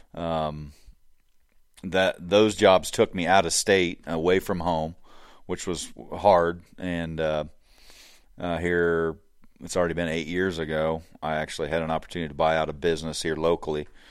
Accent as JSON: {"language": "English", "area": "Hancock County", "region": "Illinois", "country": "United States", "tie": "born or raised there", "said": "I grew up here in Hancock County, uh, grew up on a farm"}